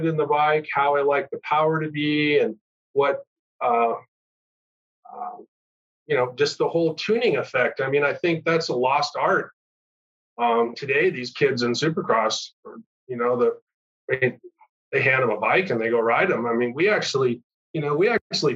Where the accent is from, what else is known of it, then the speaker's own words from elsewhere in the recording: Carlsbad, California, United States; I grew up in Southern California, Carlsbad, Leucadia area